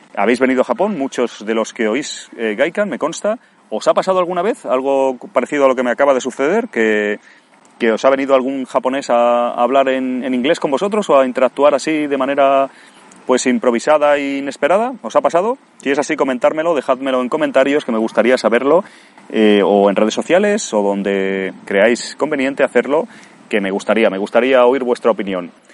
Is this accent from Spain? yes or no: yes; Spain; moved away